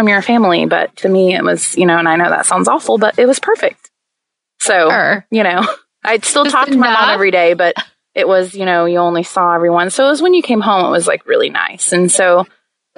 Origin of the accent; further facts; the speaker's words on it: Oklahoma, United States; moved away as an adult; also born or lived in Tennessee; I grew up in Oklahoma